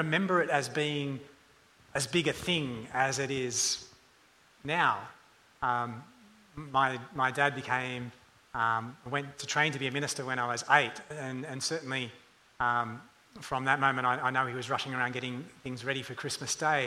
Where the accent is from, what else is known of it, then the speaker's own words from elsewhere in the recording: suburban Sydney, then Hunter Valley / Newcastle region, New South Wales, Australia; growing up in suburban Sydney and then in the Hunter Valley of Newcastle region